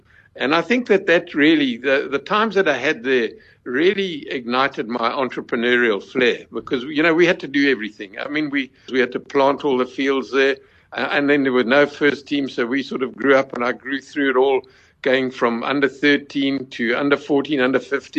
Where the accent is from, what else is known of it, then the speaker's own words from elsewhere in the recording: Chingola, Copperbelt Province, Zambia; born there; also born or lived in Bulawayo; I was born in Chingola, then came down to the Bulawayo, because my father was a surveyor on the mines.